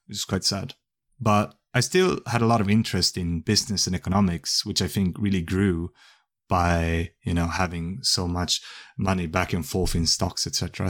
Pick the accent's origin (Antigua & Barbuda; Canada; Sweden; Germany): Sweden; also born or lived in Kumamoto, Japan; I grew up mostly in Sweden, I went to elementary school in Japan